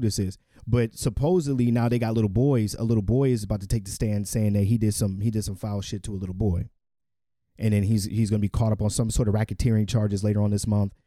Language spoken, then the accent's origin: English; United States; I'm a American born